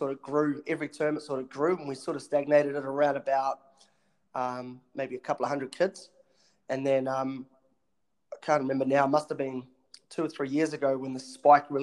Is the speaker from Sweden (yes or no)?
no; Franklin, Auckland, New Zealand; also born or lived in Townsville, Australia; I was actually born in Aussie, and moved over here with my family when I was quite young. And then sort of grew up in this area, out of Franklin